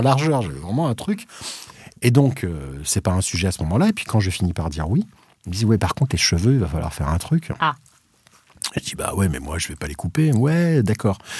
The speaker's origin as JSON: {"language": "French", "country": "Réunion", "tie": "born or raised there", "also_born_or_lived": "Madagascar", "moved": "yes", "lives_now": "France", "said": "je suis né français à Madagascar, euh, je suis, j'ai grandi à la Réunion"}